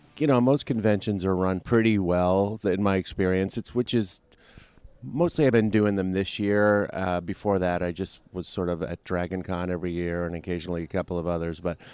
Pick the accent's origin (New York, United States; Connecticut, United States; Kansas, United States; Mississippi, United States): New York, United States; Brooklyn; I'm originally from Brooklyn, New York.